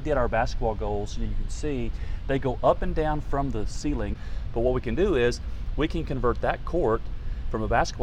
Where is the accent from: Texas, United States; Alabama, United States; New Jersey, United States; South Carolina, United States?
Texas, United States; Breckenridge; I'm from Breckenridge, Texas, and in Breckenridge I grew up